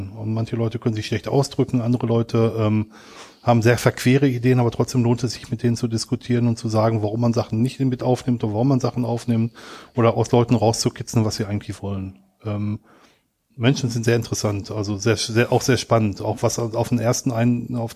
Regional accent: Germany; now in Switzerland; Ich bin ähm, Deutscher, der in die Schweiz ausgewandert ist.

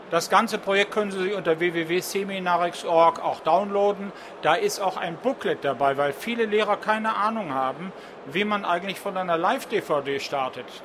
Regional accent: Southern Germany, Germany; now in North Rhine-Westphalia, Germany; Ich komme aus Süddeutschland, arbeite in Nordrhein-Westfalen und kriege aus Bayern Geld für plattformunabhängige Software.

